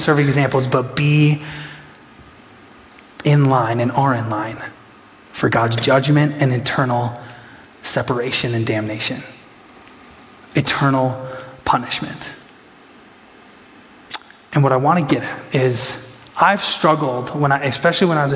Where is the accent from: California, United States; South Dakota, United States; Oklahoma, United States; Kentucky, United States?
South Dakota, United States; Huron; I was from Huron.